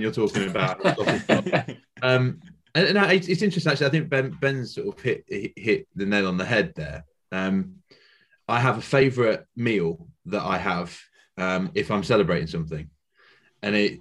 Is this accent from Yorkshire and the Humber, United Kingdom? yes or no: yes; Yorkshire and the Humber, United Kingdom; I'm a Yorkshireman, there's the Yorkshire phrase that we have as well